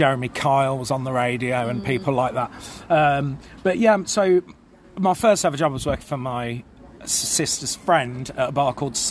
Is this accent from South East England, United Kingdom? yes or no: no; Birmingham, West Midlands, United Kingdom; moved away as an adult; also born or lived in Nottingham; I was born in Nottingham, yeah, but raised in Birmingham.